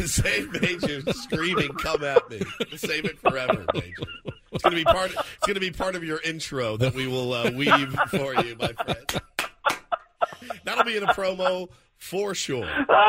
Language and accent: English; Dallas, Texas, United States; I grew up in Dallas